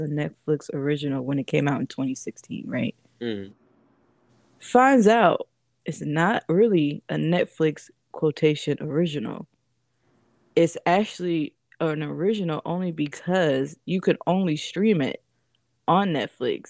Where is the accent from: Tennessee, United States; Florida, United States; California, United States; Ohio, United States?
Florida, United States; now in Virginia, United States; I'm from Florida